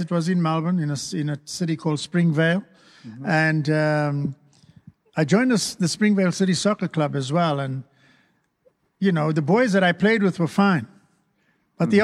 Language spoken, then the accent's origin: English; South Africa; moved away; I was raised, born and raised in South Africa, and we experienced apartheid